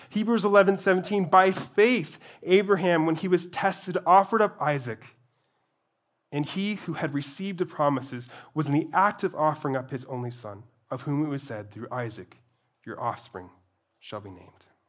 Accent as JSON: {"language": "English", "area": "Glacier National Park", "region": "Montana", "country": "United States", "tie": "born or raised there", "said": "I grew up in Glacier National Park, where I was surrounded by mountains and mountains."}